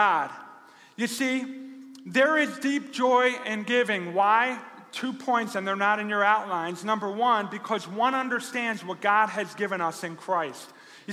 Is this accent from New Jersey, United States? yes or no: yes; New Jersey, United States; now in Rochester, United States; I didn't grow up here. I grew up in New Jersey.